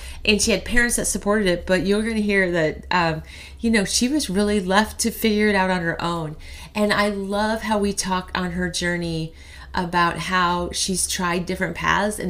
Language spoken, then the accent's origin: English; Cedar County, Iowa, United States; we're from Cedar County.